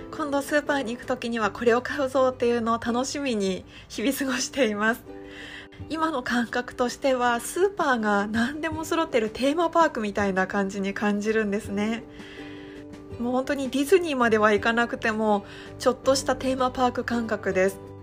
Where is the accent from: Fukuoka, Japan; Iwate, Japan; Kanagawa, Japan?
Iwate, Japan; moved away; もともと地元は岩手県の田舎の出身